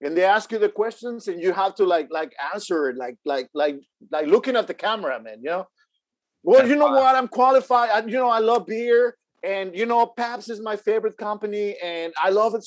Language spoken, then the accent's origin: English; Houston, Texas, United States; I come from Houston, Texas